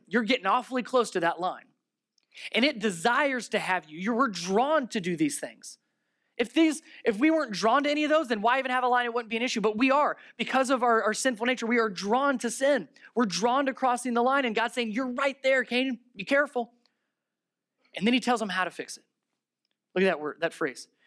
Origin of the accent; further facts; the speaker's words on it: Ohio, United States; I'm from Ohio